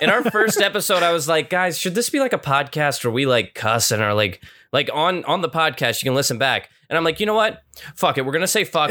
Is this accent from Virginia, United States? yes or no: no; Cincinnati, Ohio, United States; we're three boys from Cincinnati